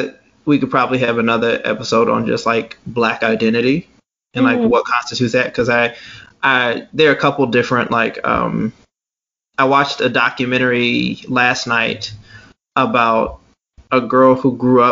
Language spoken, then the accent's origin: English; United States